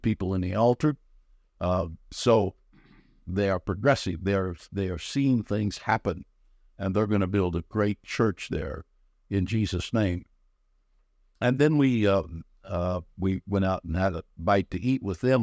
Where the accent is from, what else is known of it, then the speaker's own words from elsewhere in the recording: Fresno, California, United States; also born or lived in Visalia, California; I was raised up around Fresno and in Kerman.